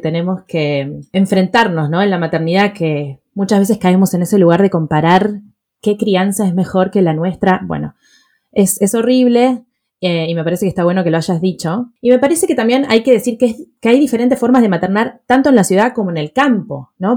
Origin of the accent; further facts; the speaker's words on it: Buenos Aires, Argentina; mis padres se mudaron a Palermo Viejo y mi colegio estaba en Recoleta